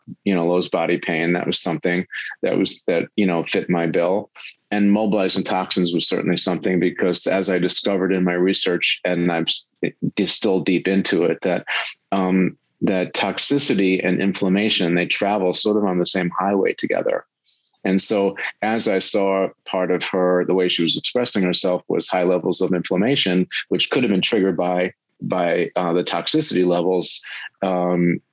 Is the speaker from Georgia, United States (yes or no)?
no; Long Island, South Shore, New York, United States; I grew up on Long Island on the South Shore